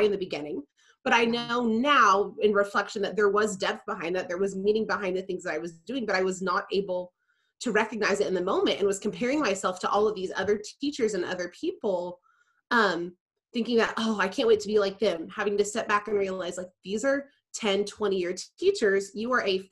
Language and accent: English; Tulsa, Oklahoma, United States; now in Oklahoma City, United States; I grew up in Tulsa as well